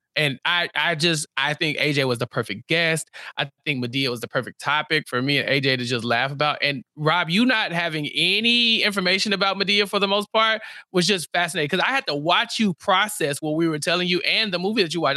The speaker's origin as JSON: {"language": "English", "region": "Texas", "country": "United States", "said": "as a Texan"}